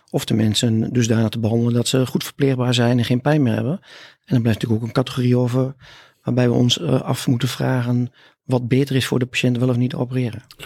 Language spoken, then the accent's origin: Dutch; Hellendoorn, Overijssel, Netherlands; accent: Twents; also born or lived in Almelo / Groningen; Ik kom uit Twente. Eh, soms is dat te horen, hè? maar eigenlijk altijd is dat te horen. Dus ik kom uit Hellendoorn, daar ben ik geboren. En ik heb een eh, middelbare schooltijd gedaan in Omlo